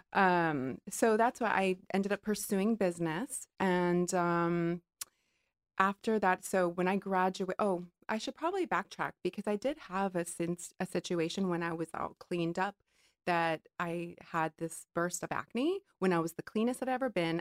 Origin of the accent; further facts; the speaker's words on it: Hawaii, United States; growing up in Hawaii